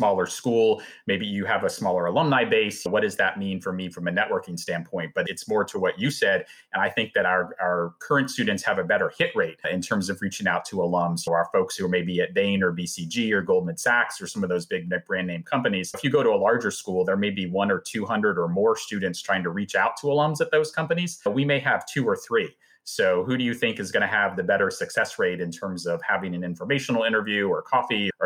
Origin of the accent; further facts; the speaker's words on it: Arlington, Virginia, United States; moved away as an adult; also born or lived in Los Angeles; now in Nashville, United States; I'm originally from Arlington, Virginia, in the DC area, and then had lived in LA for about 8 years.